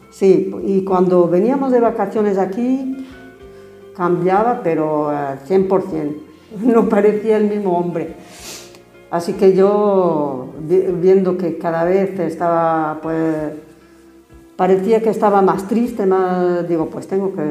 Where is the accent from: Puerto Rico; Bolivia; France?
France; also born or lived in Galicia, Spain; Nací en Galicia de padres portugueses y cuando yo tenía cinco años mis padres emigraron a Francia. Así que para allá nos fuimos a buscar algo mejor, claro.